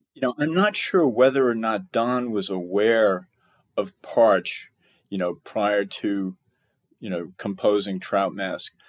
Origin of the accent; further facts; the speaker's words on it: Bellport, New York, United States; moved away as an adult; now in Texas, United States; I grew up on Long Island, you know, South Shore, Long Island